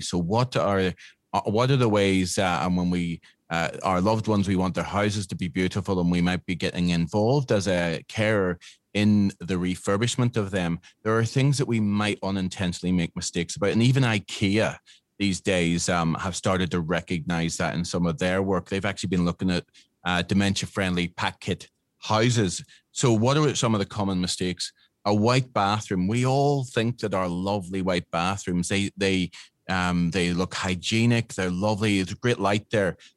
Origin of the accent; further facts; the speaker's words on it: Northern Ireland, United Kingdom; moved away as an adult; now in Australia; I am from Northern Ireland